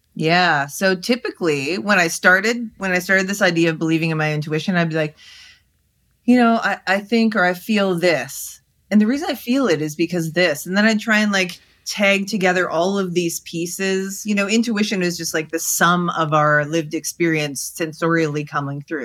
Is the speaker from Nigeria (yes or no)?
no; Canada; I'm Canadian